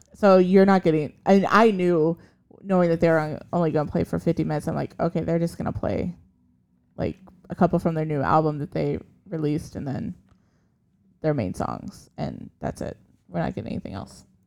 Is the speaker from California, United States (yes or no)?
no; Iowa, United States; moved away; we're from Iowa originally